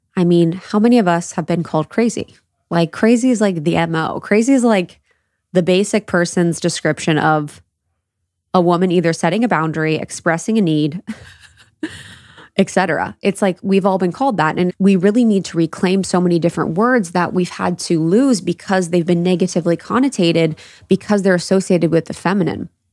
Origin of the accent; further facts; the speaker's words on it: Midwest, United States; growing up in the Midwest